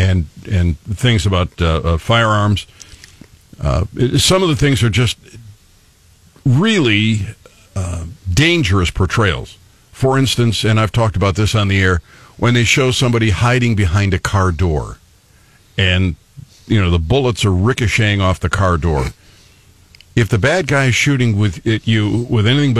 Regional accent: Cleveland, Ohio, United States; moved away; also born or lived in New York; when I grew up in Cleveland

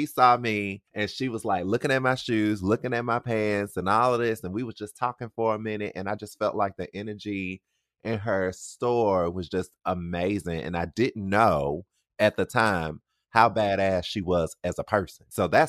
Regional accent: South Carolina, United States; Yeah, I don't really know NC like that. Because I'm from South Carolina as well.

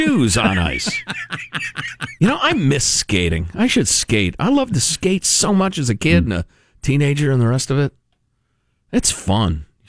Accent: Midwest, United States; Growing up in the Midwest where it snows a lot, in the 70s, when diets were not very good in a lot of ways

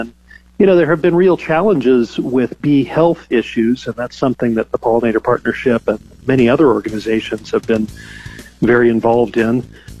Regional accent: California, United States; my home state of California

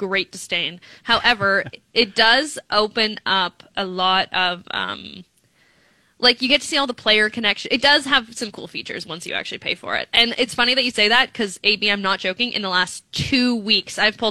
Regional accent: Thunder Bay, Ontario, Canada; when I was growing up in Thunder Bay

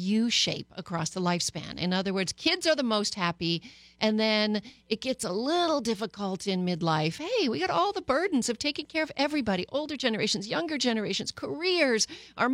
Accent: Canada

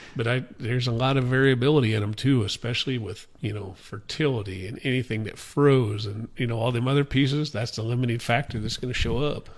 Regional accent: Guide Rock, Nebraska, United States; I grew up on our, our family farm at Guide Rock, Nebraska

